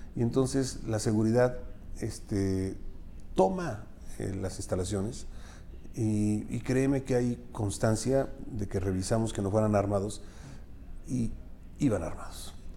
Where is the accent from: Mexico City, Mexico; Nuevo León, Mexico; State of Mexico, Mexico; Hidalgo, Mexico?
Hidalgo, Mexico; Pachuca; also born or lived in Atotonilco de Tula, Hidalgo; yo recuerdo cuando llegué a Pachuca a los seis años, o sea, nací en Pachuca, nos fuimos para allá y luego regresé